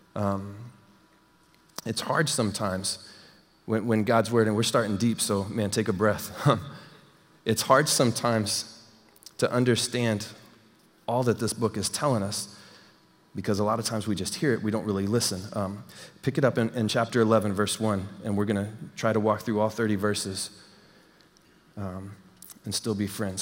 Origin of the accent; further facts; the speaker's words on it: Texas, United States; moved away; I'm from Texas